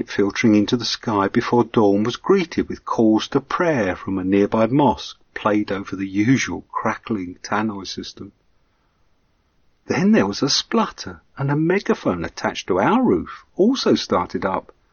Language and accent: English; England, United Kingdom